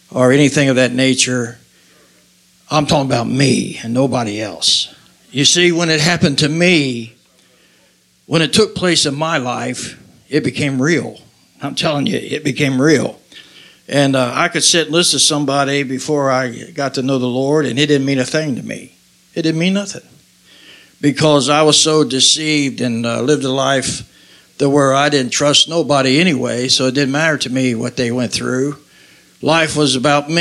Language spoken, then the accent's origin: English; Covington, Kentucky, United States; I was raised in Covington, Kentucky